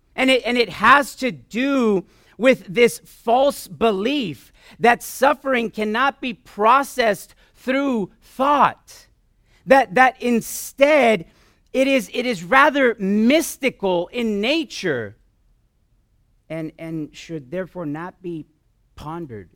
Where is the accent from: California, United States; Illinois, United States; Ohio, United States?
California, United States; Southern; moved away; We're originally from Southern California for a few years